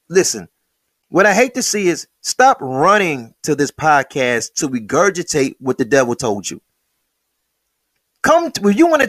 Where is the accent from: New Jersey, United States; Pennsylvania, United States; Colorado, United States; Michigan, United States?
Michigan, United States; Detroit; If you took 500 Detroiters and we speak English